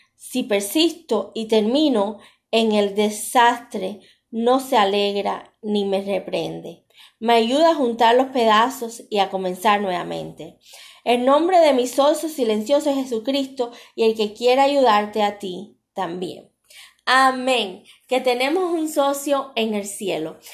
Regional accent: Cuba; moved away; Yo soy cubana

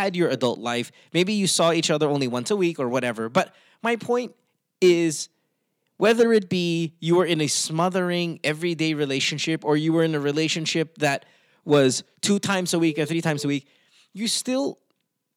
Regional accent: Philippines; moved away as an adult; I grew up in the Philippines. I've only lived outside of the Philippines these past few years. I'm 40, 41

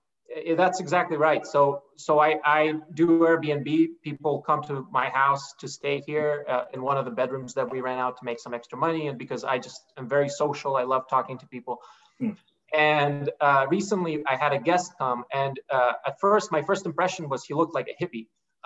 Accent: Niskayuna, New York, United States; yeah, and we can talk about growing up in Niskayuna, because I think it's such an interesting place to grow up

